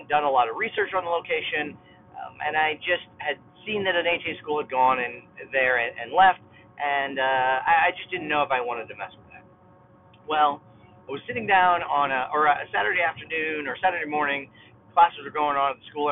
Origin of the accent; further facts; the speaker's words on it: Kendallville, Indiana, United States; opened my own school in my hometown of Kendallville, Indiana, in 2002